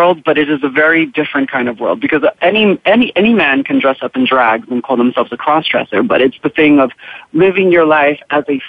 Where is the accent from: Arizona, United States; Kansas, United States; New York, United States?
New York, United States; New York City; moved away as an adult; I was born and raised in Harlem, and I stayed there for a big part of my life